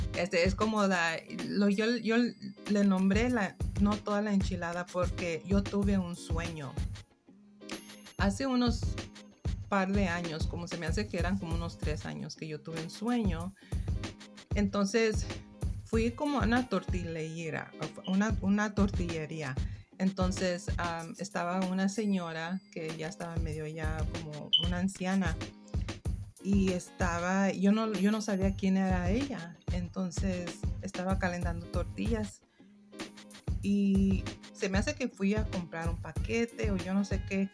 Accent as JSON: {"language": "Spanish", "country": "United States", "tie": "born or raised there", "first_language": "English", "second_language": "Spanish", "said": "pero yo soy mexicana, padres mexicanos, soy nacida aquí en los Estados Unidos"}